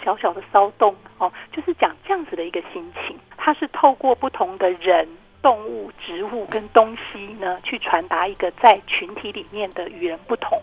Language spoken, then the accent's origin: Chinese; Taiwan; 就是因为我们都在台湾长大的